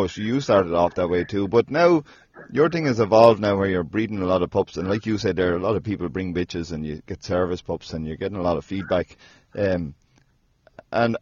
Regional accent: Ireland; I'm an Irish fella

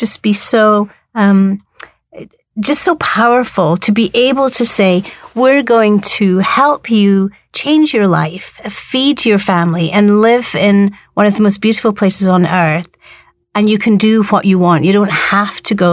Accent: Scotland, United Kingdom; I'm from Scotland, right?

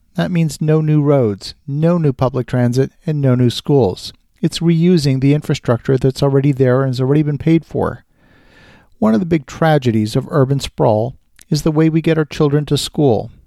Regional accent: Ottawa, Ontario, Canada; my hometown of Ottawa, Canada

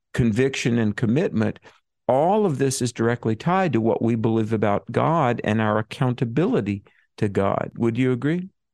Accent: North Carolina, United States; my home state of North Carolina

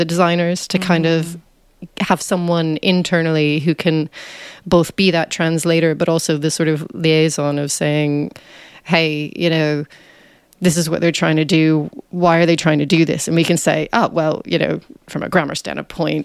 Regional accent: United States; moved away as an adult; now in United Kingdom; as you can probably tell from my voice, I'm American, but I've lived in the UK for over 10 years now

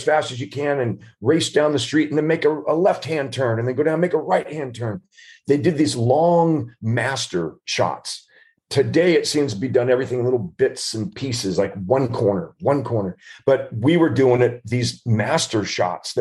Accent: Southern California, United States; I've grown up in Southern California

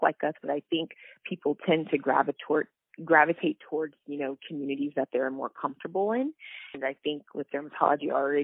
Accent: Marietta, Georgia, United States; I grew up in Marietta, Georgia. It's right outside of Atlanta

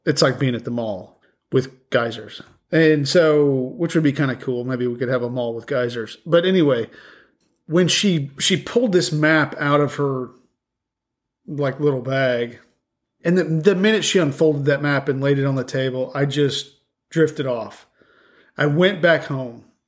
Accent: the West, United States; moved away; I'm from the West.

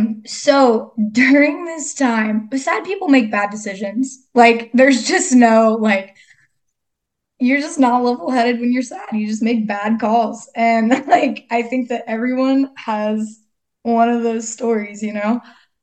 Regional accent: Texas, United States; But yeah, so I am from Texas. I've kind of lived all over, crazy story.

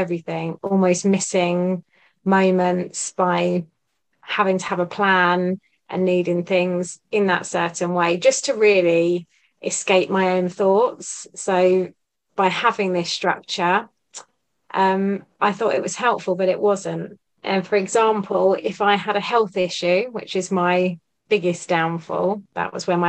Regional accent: Buckinghamshire, South East England, United Kingdom; I'm from Buckinghamshire.

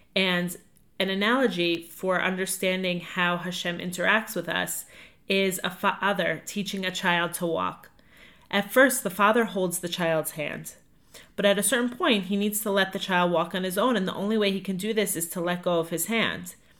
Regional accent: Five Towns, New York, United States; moved away as an adult; also born or lived in Atlanta, Georgia; I'm from the Five Towns

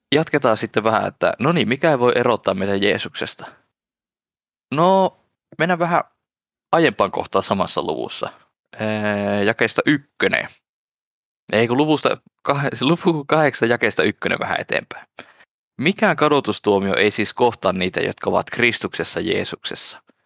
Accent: Finland; Suome, Suomessa täällä kotopuolessa

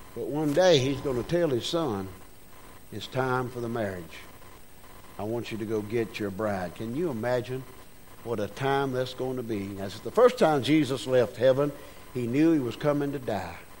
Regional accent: United States; I was born in America

